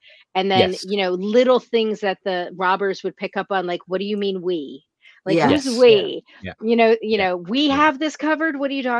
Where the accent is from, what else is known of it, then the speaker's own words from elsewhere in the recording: New York, United States; I grew up right outside of New York City. My parents were raised in New York City. My dad drove a cab in New York.